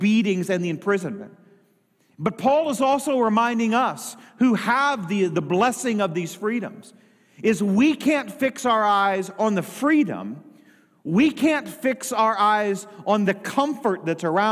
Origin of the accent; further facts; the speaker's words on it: United States; I was born in the United States of America